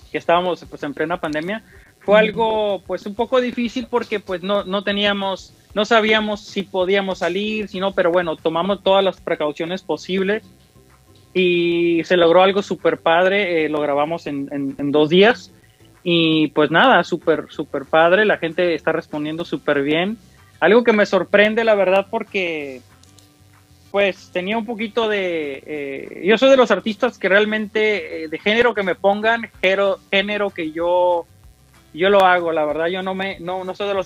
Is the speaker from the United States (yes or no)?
yes; United States; y pues crecí aquí en los Estados Unidos, entonces ya es como ya me empapé de otros géneros